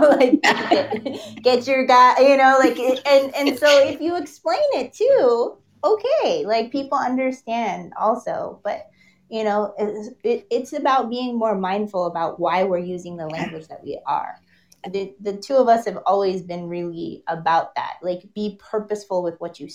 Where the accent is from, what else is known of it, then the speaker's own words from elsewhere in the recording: Los Angeles, California, United States; I lived in San Fernando Valley my whole life